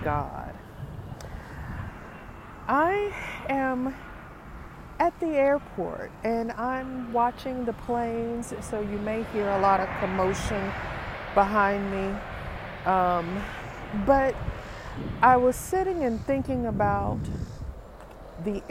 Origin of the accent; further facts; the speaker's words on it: Appalachia, United States; I'm from Appalachia